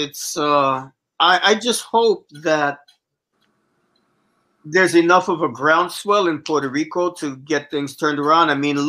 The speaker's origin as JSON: {"language": "English", "country": "Jamaica", "said": "I guess they couldn't invade Jamaica because technically we're still a British Commonwealth."}